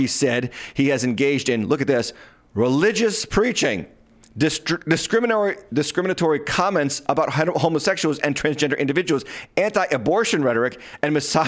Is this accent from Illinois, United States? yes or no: no; Massachusetts, United States; I'm from Massachusetts